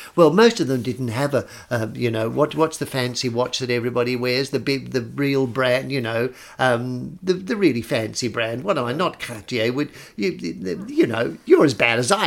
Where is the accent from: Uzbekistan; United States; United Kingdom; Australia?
Australia; I grew up with both. I, I didn't grow up as an Australian. I grew up as a, as a sort of half Italian, or half ding